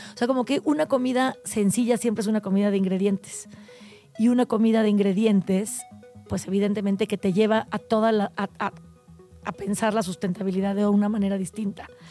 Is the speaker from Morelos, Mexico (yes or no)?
yes; Tepoztlán, Morelos, Mexico; now in Mexico City, Mexico; yo crecí en Tepoztlán, Morelos, y en Tepoztlán yo crecí